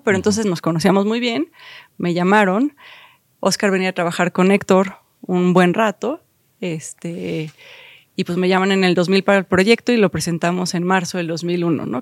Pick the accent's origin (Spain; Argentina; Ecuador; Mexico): Mexico; Mexico City; yo crecí aquí en la Ciudad de México.